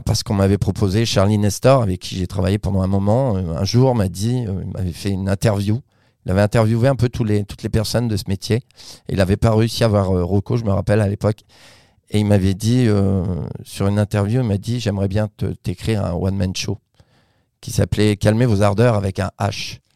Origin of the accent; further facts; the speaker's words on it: Vichy, Auvergne-Rhône-Alpes, France; moved away as an adult; also born or lived in Paris; je viens de Vichy, de l'Allier